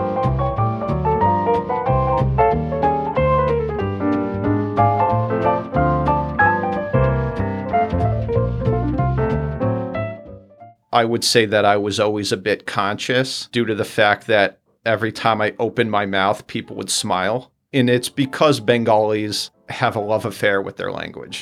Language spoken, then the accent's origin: English; United States; an American tourist who wants to see the city